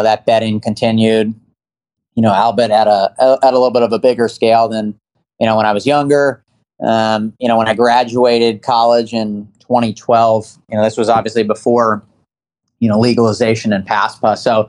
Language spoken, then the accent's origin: English; East Coast, United States; Yeah, I grew up on the East Coast.